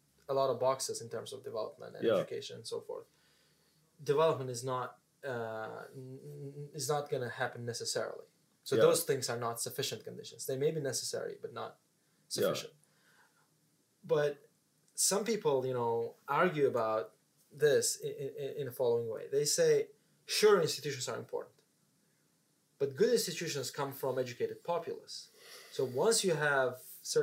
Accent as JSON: {"language": "English", "country": "Uzbekistan", "also_born_or_lived": "Singapore", "moved": "as an adult", "said": "I'm from Uzbekistan"}